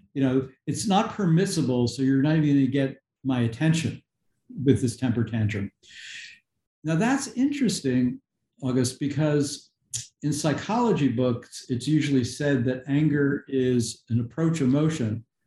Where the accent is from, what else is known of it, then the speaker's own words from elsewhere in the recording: outside of New York City, United States; where I grew up uh, outside of New York City